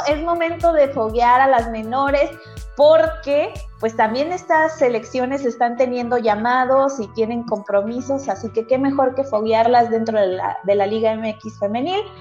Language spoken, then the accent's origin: Spanish; Mexico; como buenos mexicanos